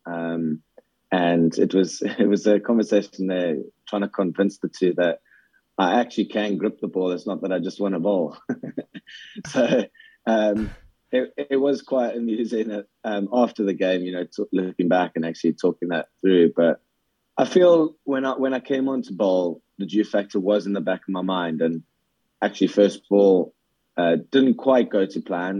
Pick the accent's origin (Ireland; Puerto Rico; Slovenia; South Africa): South Africa; now in Scotland, United Kingdom; growing up in South Africa